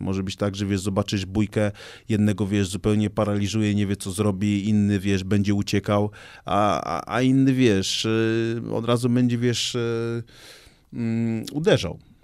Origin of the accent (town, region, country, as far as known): Gdańsk, Pomeranian Voivodeship, Poland; born or raised there